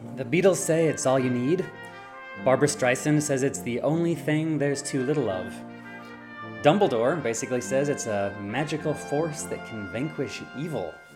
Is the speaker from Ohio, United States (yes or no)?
no; Loveland, Colorado, United States; I grew up in Loveland, Colorado